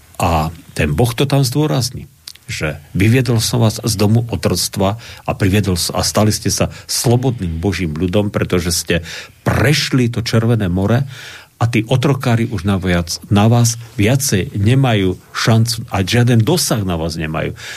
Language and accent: Slovak; Slovakia; my Slováci a slovenský národ